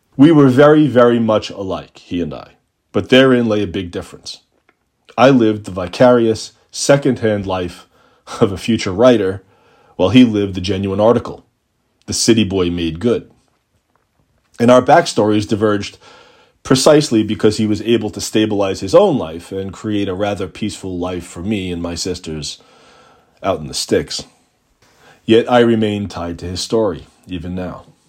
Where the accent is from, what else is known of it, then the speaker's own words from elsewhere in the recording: Long Island, New York, United States; also born or lived in Brooklyn, New York; I'm really a Long Island kid, part of the suburban migration from New York City in the late nineteen seventies